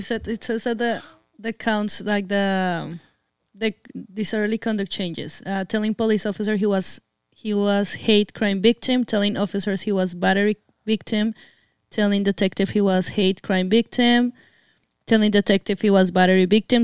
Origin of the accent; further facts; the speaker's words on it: Colombia; moved away; I'm Colombian. I come from Latin America